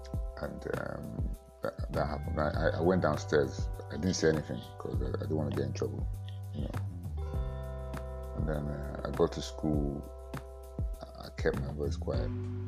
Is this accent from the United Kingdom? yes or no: yes; England, United Kingdom; also born or lived in Warri / Port Harcourt; Not really, I grew up in England. I went to the Niger Delta. I then moved to between Warri and Port Harcourt.